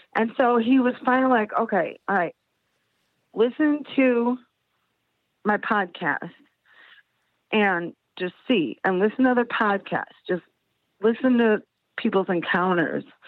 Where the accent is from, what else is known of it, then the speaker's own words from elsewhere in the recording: Chicago, Illinois, United States; now in South Bend, United States; I'm from Chicago originally. We live in South Bend